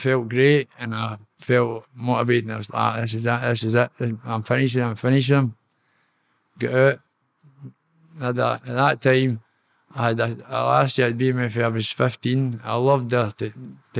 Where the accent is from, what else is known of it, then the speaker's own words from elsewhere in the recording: Kilmarnock, Scotland, United Kingdom; I grew up in Onthank. I was born in Long Park. That's just a wee scheme next day, Onthank